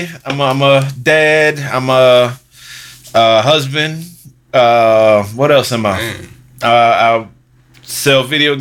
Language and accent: English; North Carolina, United States; because I'm fat, and I'm from North Carolina, and people love me.